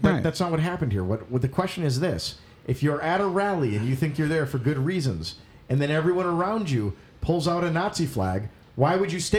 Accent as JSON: {"language": "English", "region": "the North", "country": "United States", "said": "I'm from the North, love it."}